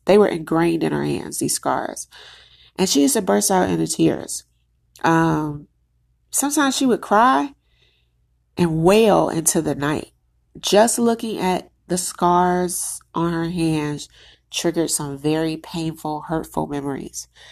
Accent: United States; I'm Black American

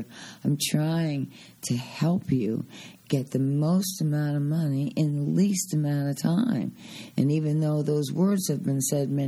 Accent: the East, East Coast, United States; now in Arizona, United States; I'm from the East.

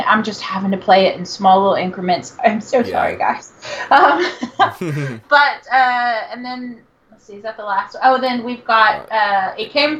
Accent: Texas, United States; I am from Texas.

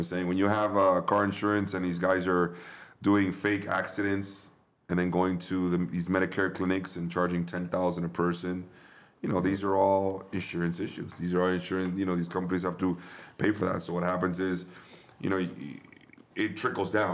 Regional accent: Miami, Florida, United States; Born and raised in Miami, Florida.

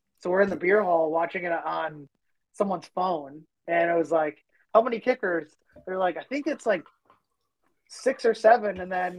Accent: Minnesota, United States; us being all Minnesotan

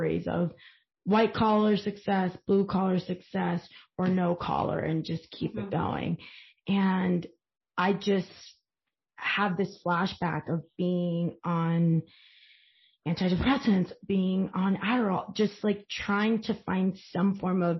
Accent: Long Island, New York, United States; you're from Long Island, as am

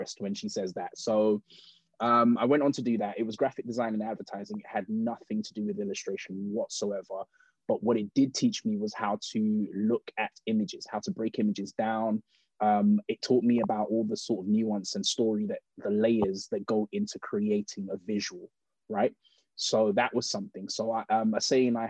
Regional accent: United Kingdom; I am British born, of Nigerian heritage.

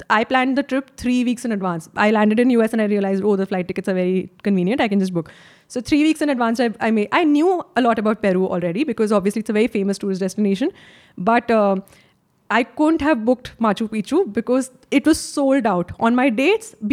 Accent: India; As an Indian

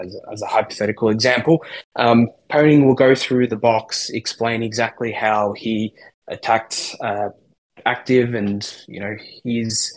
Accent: Australia; we're all from Australia, all three of us. We're also from three different parts of Australia

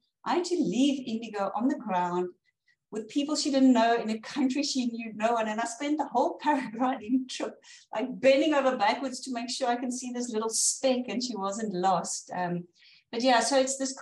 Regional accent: South Africa; as a South African from the African savannas

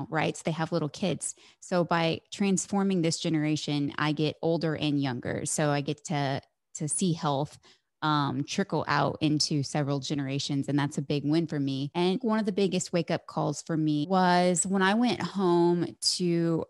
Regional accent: Midwest, United States; born or raised there; moved away

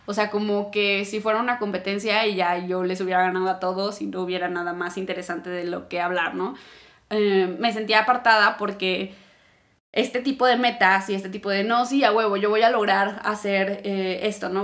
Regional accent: Mexico; yo ya salí de México, ya estuve viajando

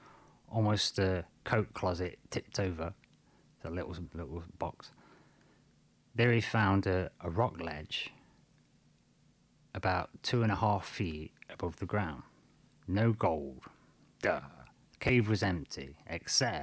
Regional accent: United Kingdom; I'm from Britain.

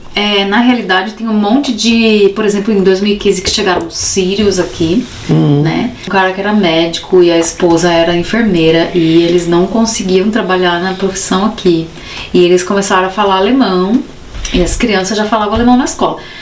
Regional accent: Brazil; now in Germany; nós, brasileiros da escola pública

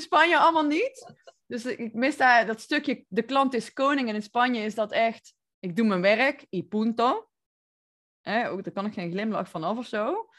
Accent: North Brabant, Netherlands; accent: Brabant; moved away as an adult; also born or lived in Barcelona / Nicaragua; ik kom uit Brabant, zoals je hoort waarschijnlijk.

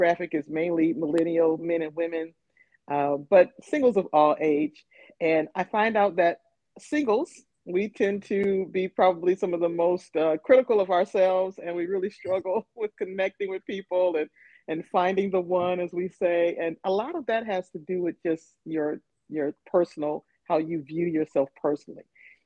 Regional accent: Flint, Michigan, United States; moved away as an adult; now in Nashville, United States; I am originally from Flint, Michigan, but I have been living in Nashville, Tennessee for 10 plus years now.

